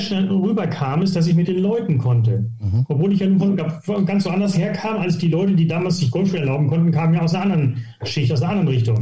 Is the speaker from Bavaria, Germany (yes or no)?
no; Hittfeld, Lower Saxony, Germany; moved away as an adult; also born or lived in Gütersloh; now in St. Leon-Rot, Germany; ich komme aus, äh, aus Hilfeld, das ist bei Hamburg, also bei Harburg. Das ist, sage ich immer, ich bin Hamburger